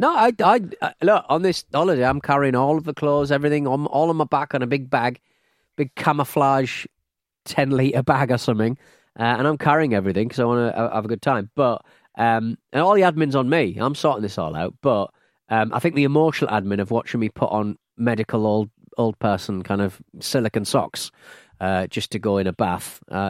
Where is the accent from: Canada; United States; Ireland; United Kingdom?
United Kingdom; England; I'm English